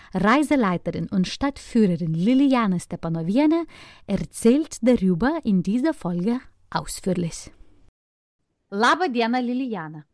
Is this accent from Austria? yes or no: no; Lithuania; German is a second language; zu meiner Heimatstadt